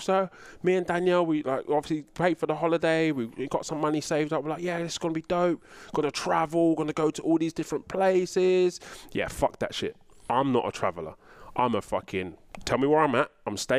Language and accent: English; London, United Kingdom; I'm a Londoner boy, right? Like, I'm used to a fucking market.